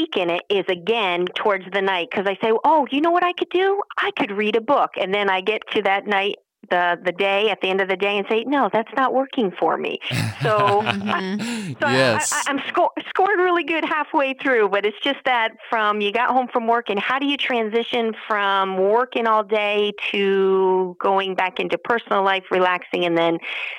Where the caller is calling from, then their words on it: Albany, New York, United States; So, we are in upstate New York, so Albany area.